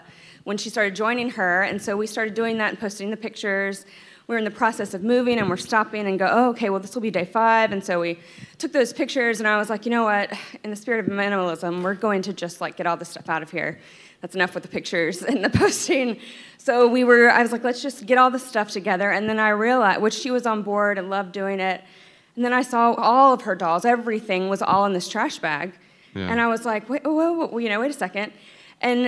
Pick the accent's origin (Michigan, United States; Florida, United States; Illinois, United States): Florida, United States; moved away as an adult; now in New York, United States; I'm from Florida